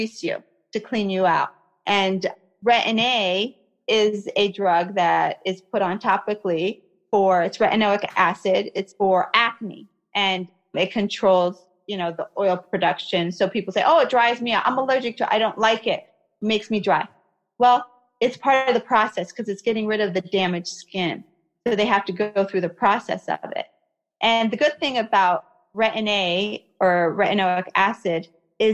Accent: United States; also born or lived in Kuwait / Iraq; I was born in Kuwait and came to America when I was about one

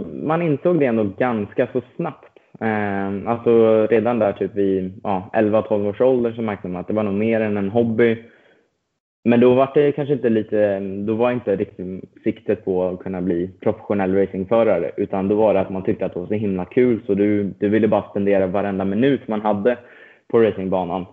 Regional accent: Stockholm, Stockholm County, Sweden; moved away as an adult; now in United States; född och uppvuxen i, eh, i Stockholm

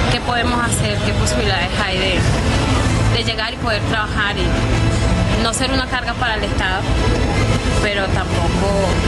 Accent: Venezuela; Eh, vengo de Venezuela, tengo un mes y medio viajando y tengo dos días aquí en México, en la Ciudad de México.

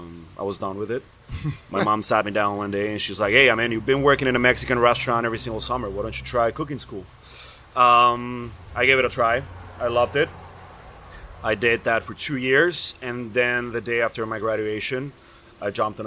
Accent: Colombia; moved away as an adult; now in United States; German Colombian. I've been living in the States for the past 13 years now. Born and raised in Colombia. I'm a mix of a lot of cultures. From my mom's side, my grandma was Mexican. From my dad's side, my dad is German. My grandpa was German.

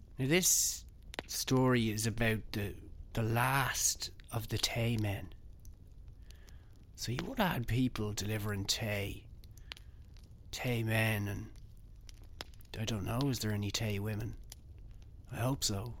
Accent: Ballymore Eustace, County Kildare, Ireland; also born or lived in Blessington, County Wicklow; I'm from Kildare, so it's a bit of a vexed issue. I'm technically from Ballymore Eustace

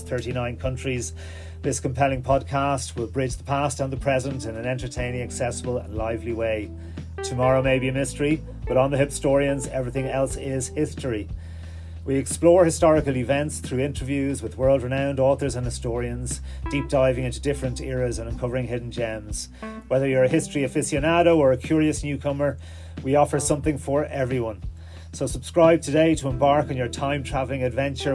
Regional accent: Ireland; being Irish

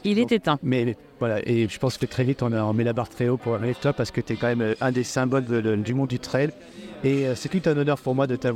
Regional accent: Le Mans, Pays de la Loire, France; moved away as an adult; now in Réunion, France; moi, je suis née en Sarthe, au Mans.

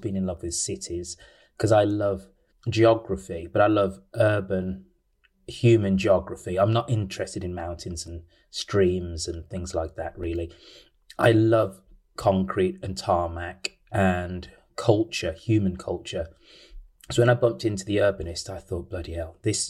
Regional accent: Birmingham, West Midlands, United Kingdom; I am a proud son of Birmingham

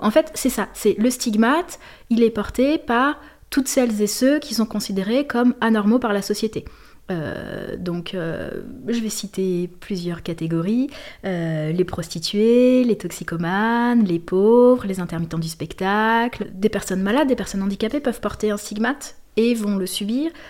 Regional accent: Lille, Hauts-de-France, France; also born or lived in Marseille; jusqu'à 15 ans, j'ai grandi à Lille, euh, dans un quartier.

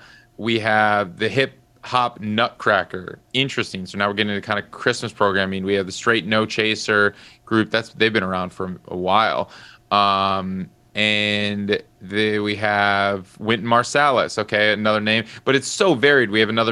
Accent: Madison, Wisconsin, United States; I grew up in Madison, Wisconsin

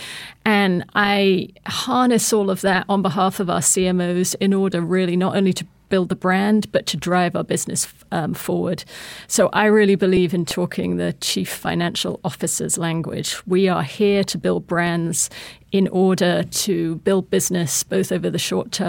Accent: United Kingdom; Look, I'm just a British girl that grew up in the countryside. I was the daughter of two school teachers.

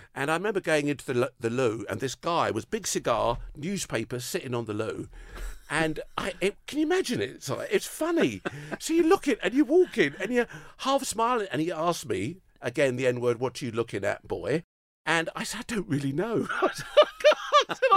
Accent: United Kingdom; I'm, I'm, I'm British

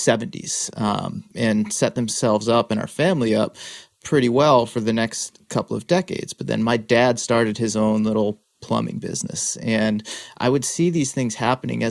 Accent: Worcester, Massachusetts, United States; I grew up in Worcester

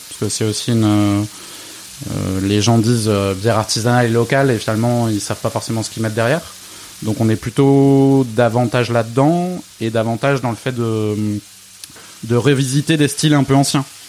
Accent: Alsace, Grand Est, France; moved away; je suis alsacien d'origine

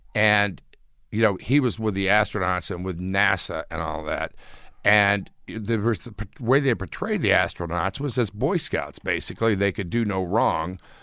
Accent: Houston, Texas, United States; moved away; I grew up in Houston, which is Space City.

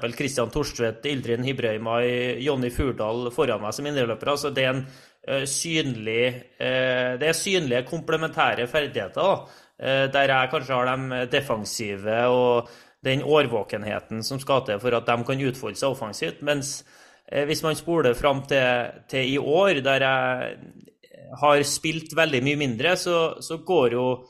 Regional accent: Trondheim, Trøndelag, Norway; accent: Trøndersk; moved away; jeg er jo trønder. Jeg rikker ikke på dialekta mi uansett hvor mange år jeg kommer til å bo bort fra, fra Trondheim, så blir den eh, stående. Og jeg er oppvokst eh, på et uh, ja, I Strindheim-området

